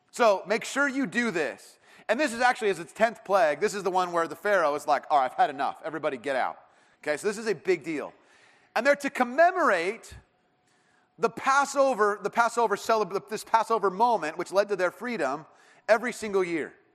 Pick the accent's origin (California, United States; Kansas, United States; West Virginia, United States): California, United States; Irvine; I grew up in Irvine